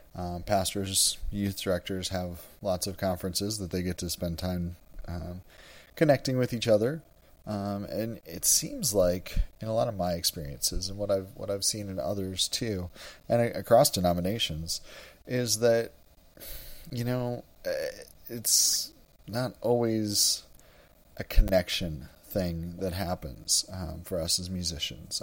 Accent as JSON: {"language": "English", "region": "Wisconsin", "country": "United States", "tie": "born or raised there", "also_born_or_lived": "Nebraska", "moved": "as an adult", "lives_now": "Houston, United States", "said": "I grew up in Wisconsin"}